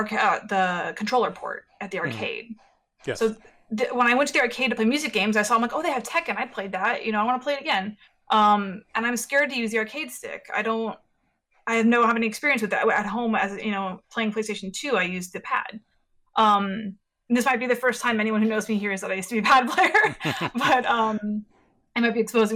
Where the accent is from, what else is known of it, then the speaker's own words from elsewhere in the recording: San Jose, California, United States; I was born and raised in San Jose, and I grew up in South Bay